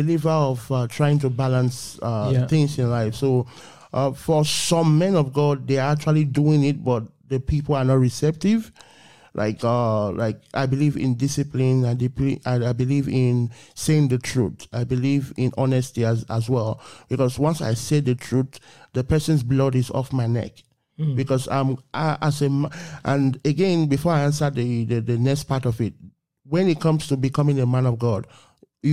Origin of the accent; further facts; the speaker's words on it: Nigeria; I was born in Africa, Nigeria to be precise